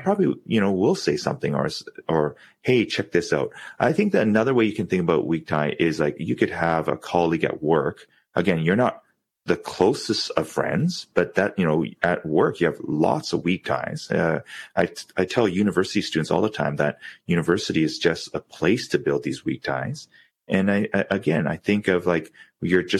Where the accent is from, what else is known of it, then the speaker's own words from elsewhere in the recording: Vancouver, British Columbia, Canada; growing up in Vancouver